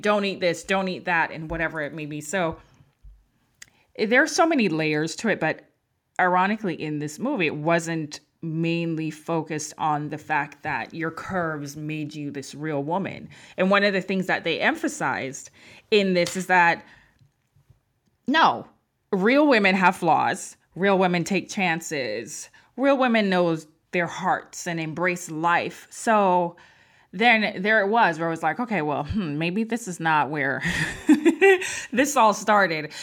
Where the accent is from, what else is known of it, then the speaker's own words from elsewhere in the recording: Jamaica; moved away; I'm from Jamaica